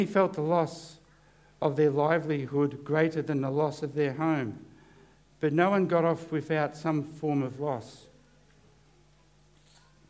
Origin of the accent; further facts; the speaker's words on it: Corryong, Victoria, Australia; I'm from Corryong